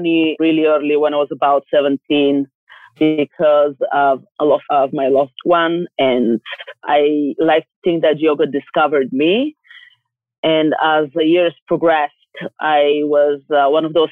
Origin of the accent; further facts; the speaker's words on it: Bulgaria; I'm from Bulgaria, and it's a small country in the Mediterranean